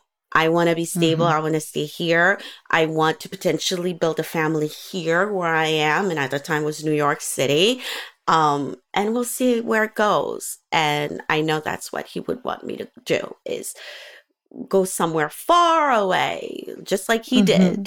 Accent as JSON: {"language": "English", "country": "Gabon", "tie": "born or raised there", "also_born_or_lived": "United States", "said": "I was born in the States, we lived in Africa, in Gabon."}